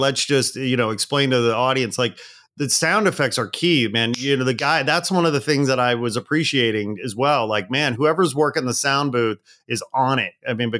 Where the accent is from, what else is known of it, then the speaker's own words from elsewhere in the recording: Chicago, Illinois, United States; Well, so I grew up outside Chicago as well.